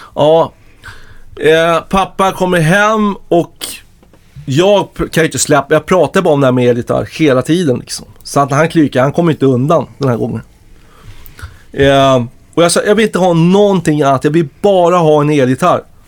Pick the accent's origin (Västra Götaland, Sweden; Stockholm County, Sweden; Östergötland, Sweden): Stockholm County, Sweden; Stockholm; under hela min uppväxt liksom i norra Ängby